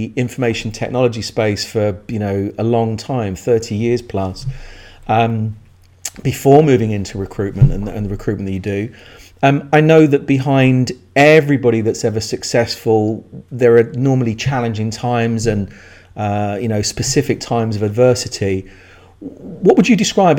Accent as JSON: {"language": "English", "region": "England", "country": "United Kingdom", "said": "as an Englishman based in the UK"}